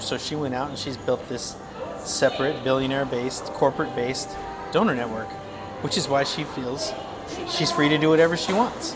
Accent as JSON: {"language": "English", "region": "Wyoming", "country": "United States", "tie": "born or raised there", "also_born_or_lived": "Tucson", "moved": "as an adult", "lives_now": "Phoenix, United States", "said": "growing up in Wyoming"}